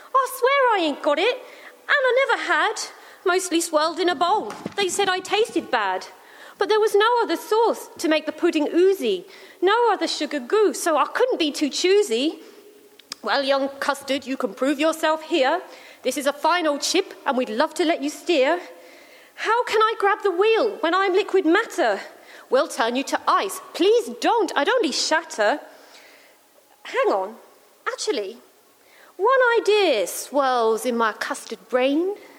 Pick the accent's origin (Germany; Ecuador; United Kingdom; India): United Kingdom; England; now in Australia; as English, British